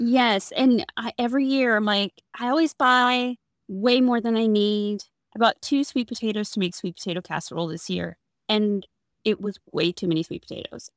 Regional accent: the South, United States; we're from the South

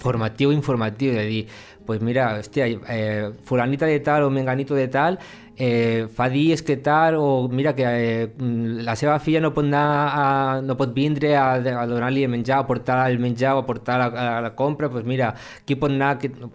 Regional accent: Lleida, Catalonia, Spain; soc de la Mariola

